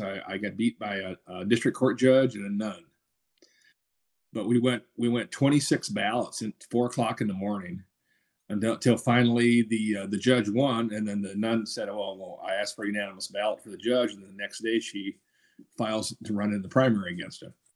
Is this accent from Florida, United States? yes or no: no; Minnesota, United States; now in Georgia, United States; I'm from, I was from Minnesota